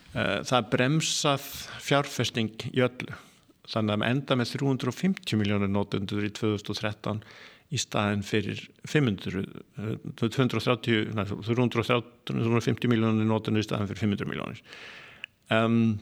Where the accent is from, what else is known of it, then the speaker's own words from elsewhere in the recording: Iceland; moved away; also born or lived in Norway; fættur alveg upp á Íslandi, eh, ég er með íslenskan passa